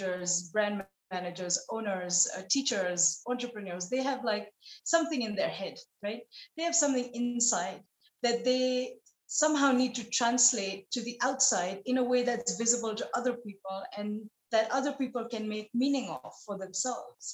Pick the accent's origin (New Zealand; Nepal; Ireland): Nepal; moved away; a girl growing up in Nepal